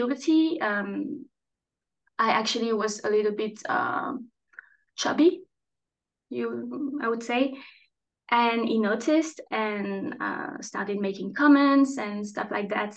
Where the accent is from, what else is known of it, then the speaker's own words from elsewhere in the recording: France; also born or lived in Strasbourg; I'm French, and I'm chatting today from Strasbourg